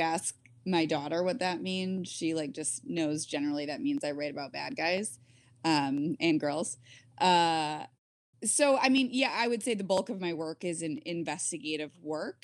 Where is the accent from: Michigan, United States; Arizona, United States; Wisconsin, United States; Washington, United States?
Michigan, United States; I grew up in Michigan